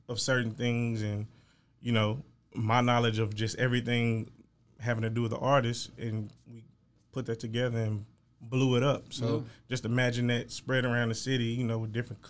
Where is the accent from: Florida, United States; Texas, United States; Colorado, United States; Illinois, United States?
Texas, United States; Waco; now in Dallas, United States; I'm from Waco, Texas